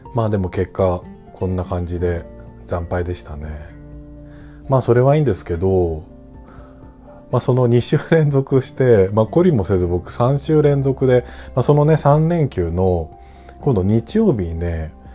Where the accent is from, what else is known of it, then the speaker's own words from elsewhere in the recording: Ota, Tokyo, Japan; 僕は小さい頃育ったところっていうのは東京都大田区なんですけど、まあ、その生まれ育ったっていうのもあって